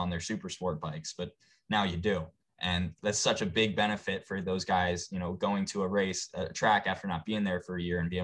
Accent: United States; we as an American people

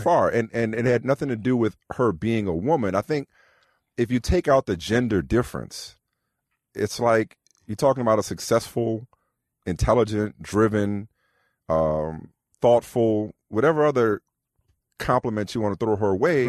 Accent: New Orleans, Louisiana, United States; I'm from New Orleans

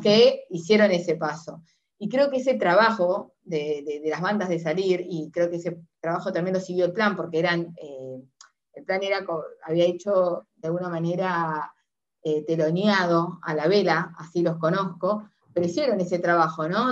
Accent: Uruguay; soy uruguaya

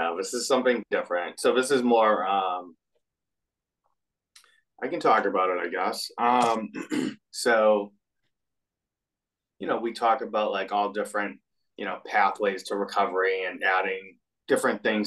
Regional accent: Everett, Massachusetts, United States; I grew up in Everett, like a few miles north of Boston

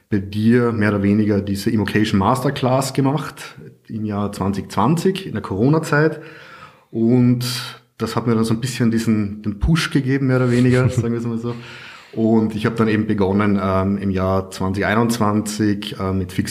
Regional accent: Carinthia, Austria; now in Vienna, Austria; Ich komme ursprünglich aus Kärnten, wohne aber jetzt schon seit ja, 12 oder 13 Jahren in Wien

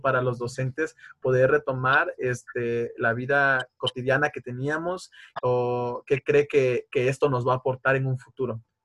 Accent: Tabasco, Mexico; moved away as an adult; now in Querétaro, Mexico; yo soy del estado de Tabasco

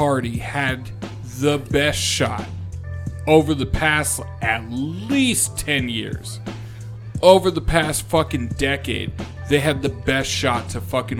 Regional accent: San Diego, California, United States; Bro, I grew up in San Diego. Come on.

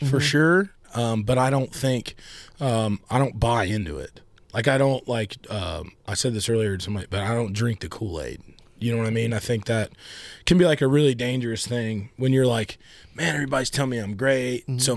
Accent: South Carolina, United States; I'm from South Carolina.

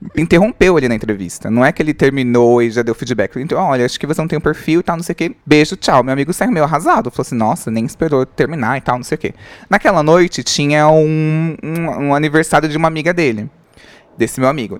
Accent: Diadema, São Paulo, Brazil; eu sou do ABC Paulista, tinha o. Eu sou de Diadema

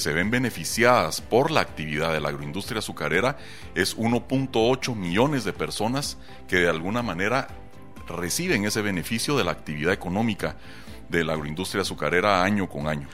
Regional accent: Guatemala

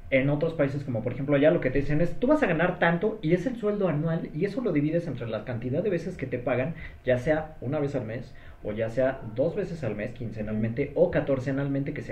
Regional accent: Mexico City, Mexico; O sea, sí nací aquí

